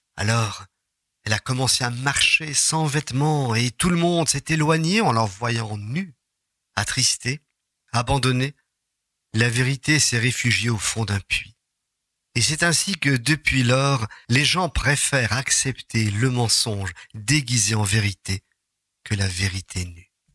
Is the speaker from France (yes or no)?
no; Charleroi, Wallonia, Belgium; Quand on est de Charleroi